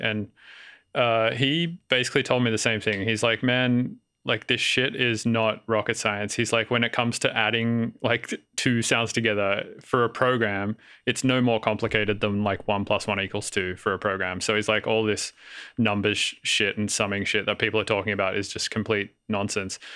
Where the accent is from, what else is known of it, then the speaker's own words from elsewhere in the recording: Sydney, New South Wales, Australia; moved away as an adult; also born or lived in Melbourne / Denver; now in San Francisco, United States; I grew up in Sydney, and then I moved to Melbourne for a while